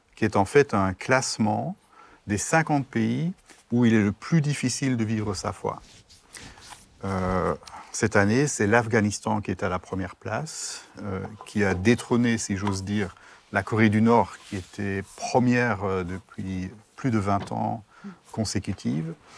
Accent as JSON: {"language": "French", "town": "Brussels", "region": "Brussels-Capital Region", "country": "Belgium", "moved": "as an adult", "lives_now": "Strasbourg, France", "said": "je viens de Bruxelles"}